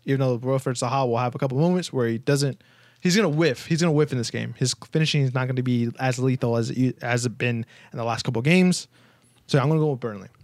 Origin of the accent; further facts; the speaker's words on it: United States; We are two American boys